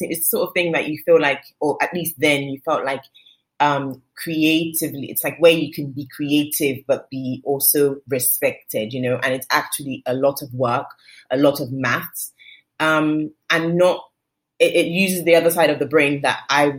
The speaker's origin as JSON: {"language": "English", "region": "London", "country": "United Kingdom", "tie": "born or raised there", "lives_now": "Lagos, Nigeria", "said": "I was born in London. I lived in London till I was 5. I moved to Lagos till I was 12. I moved back to London till I was 27. And then I moved back to Lagos to live."}